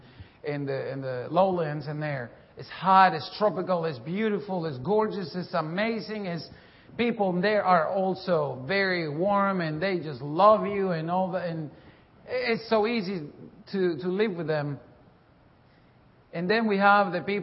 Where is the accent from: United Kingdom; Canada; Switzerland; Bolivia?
Bolivia; moved away; I'm from Bolivia, South America